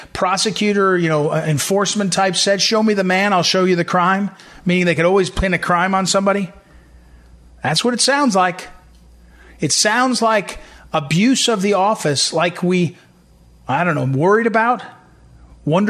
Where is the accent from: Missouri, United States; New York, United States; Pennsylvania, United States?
Missouri, United States; St. Louis; St. Louis Post-Dispatch, my hometown paper